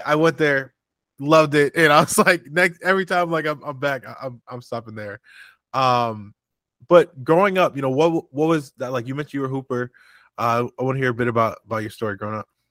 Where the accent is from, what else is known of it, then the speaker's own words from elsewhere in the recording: St. Louis, Missouri, United States; I'm originally from from St. Louis, Missouri.